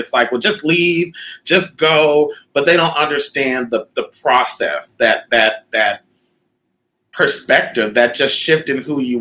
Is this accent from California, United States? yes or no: yes; Southern California, United States; moved away as an adult; also born or lived in Winnipeg, Manitoba, Canada; now in Las Vegas, United States; I grew up in the suburbs of Southern California